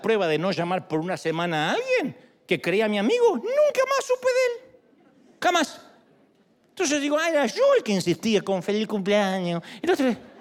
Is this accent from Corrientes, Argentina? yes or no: no; San Martín, Buenos Aires Province, Argentina; moved away; yo nací en San Martín, Buenos Aires